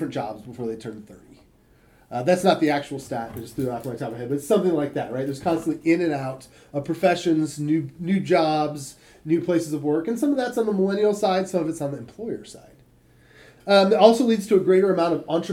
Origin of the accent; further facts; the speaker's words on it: Michigan, United States; When I was a kid, I grew up in Michigan